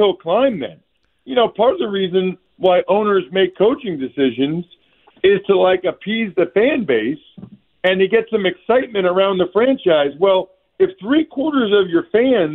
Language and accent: English; Reading, Pennsylvania, United States; I'm an Eastern Pennsylvania guy. I'm from Redding